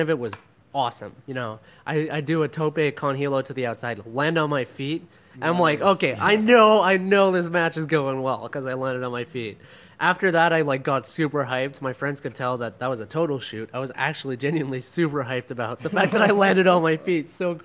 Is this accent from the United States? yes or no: no; Canada; now in Philippines; I'm just a Canadian boy out here in the Philippines